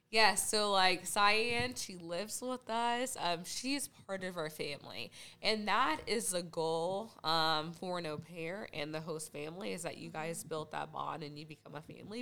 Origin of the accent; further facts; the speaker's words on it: Junction City, Kansas, United States; I was born and raised in Junction City, Kansas.